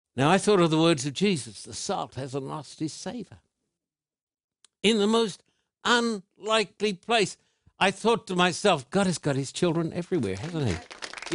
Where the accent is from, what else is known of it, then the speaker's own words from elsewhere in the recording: Sydney, New South Wales, Australia; now in United States; Sydney is my hometown